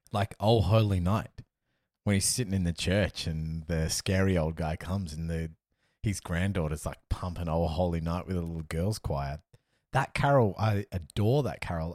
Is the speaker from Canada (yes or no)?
no; Perth, Western Australia, Australia; now in Melbourne, Australia; I live in Melbourne, I'm from Perth